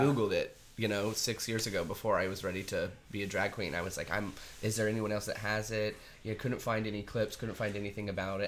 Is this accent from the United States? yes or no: yes; Artesia, New Mexico, United States; moved away as an adult; also born or lived in Roswell, New Mexico / New York; I was officially born in Roswell, New Mexico. I was raised in a really small town called Artesia